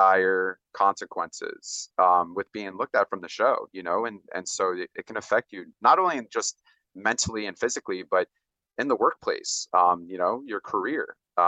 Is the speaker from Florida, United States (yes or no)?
yes; Orlando, Florida, United States; I grew up a lot in Orlando and Florida as well